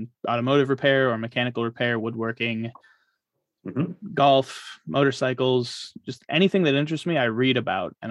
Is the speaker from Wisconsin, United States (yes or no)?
no; Michigan, United States; now in Florida, United States; I grew up in Michigan